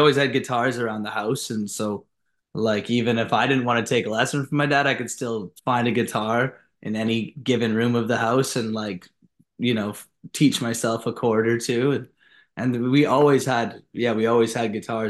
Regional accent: Canada; also born or lived in Tokyo, Japan; Like, we grew up like in Canada. We also grew up in Tokyo as well, like in Japan.

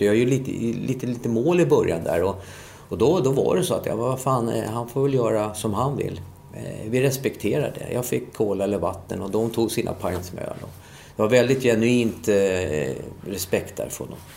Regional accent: Solna, Stockholm County, Sweden; moved away as an adult; also born or lived in England; jag är född i Solna.

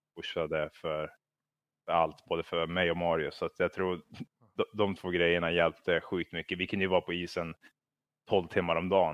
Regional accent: Kramfors, Västernorrland County, Sweden; jag tror att vi växte upp i Kramfors

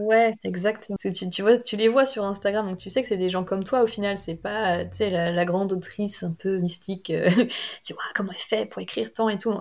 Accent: near Rennes, Brittany, France; born or raised there

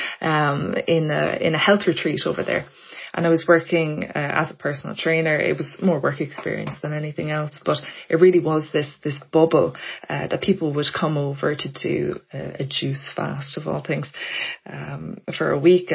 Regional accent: Blackrock, Leinster, Ireland; moved away as an adult; now in Dublin, Ireland; I grew up in Blackrock in County Louth.

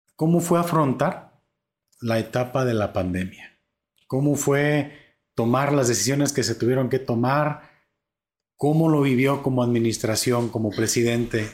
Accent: Atotonilco el Alto, Jalisco, Mexico; now in Zapotlanejo, Mexico; yo vengo de Totonilco el Alto

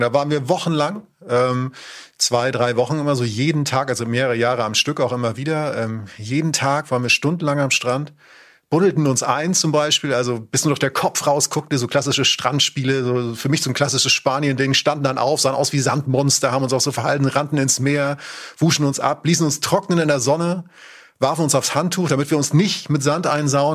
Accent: Northern Germany, Germany; ich komme aus Norddeutschland

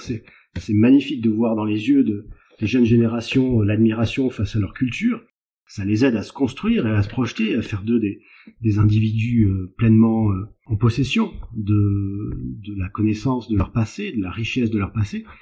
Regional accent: France; also born or lived in Brittany; je suis français de quarante-quatre ans, en Bretagne

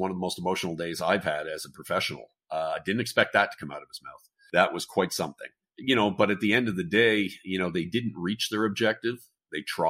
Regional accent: Canada; Being the Canadian

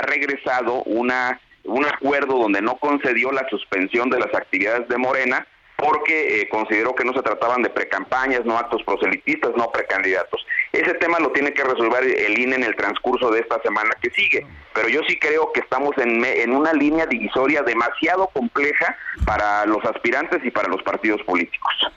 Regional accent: Mexico; como ciudadano mexicano

